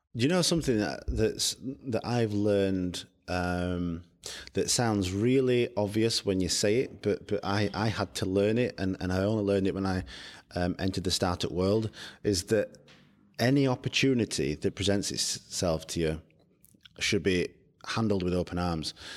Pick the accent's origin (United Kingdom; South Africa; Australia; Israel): United Kingdom; also born or lived in London; I come from Barnes, as you said, it's, we're one hundred and eighty miles away from London.